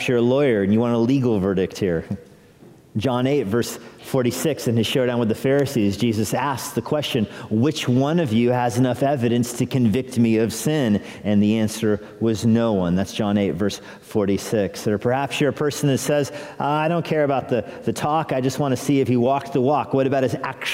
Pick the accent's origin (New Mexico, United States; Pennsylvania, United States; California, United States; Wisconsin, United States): New Mexico, United States; now in Fairfax County, United States; I think of my own growing up in the United States and in New Mexico.